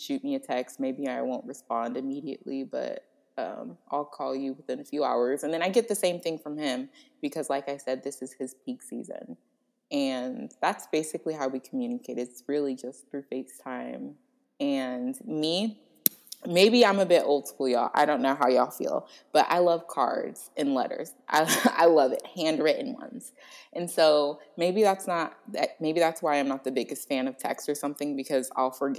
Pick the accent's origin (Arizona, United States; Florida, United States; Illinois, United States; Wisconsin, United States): Florida, United States; I'm from Florida.